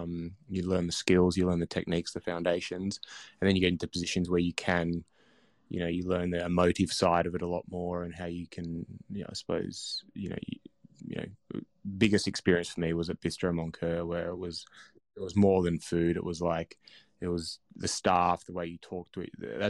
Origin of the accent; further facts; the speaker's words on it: Blue Mountains, New South Wales, Australia; I grew up in the Blue Mountains, and when I was lucky enough, my parents were English Poms over on the boats in the 70s, so I had no grandparents or anything, but over here.